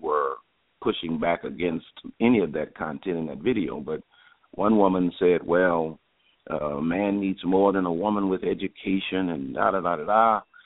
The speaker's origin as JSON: {"language": "English", "town": "New Orleans", "region": "Louisiana", "country": "United States", "tie": "born or raised there", "also_born_or_lived": "Houston, Texas", "said": "I was born and raised in New Orleans, Louisiana"}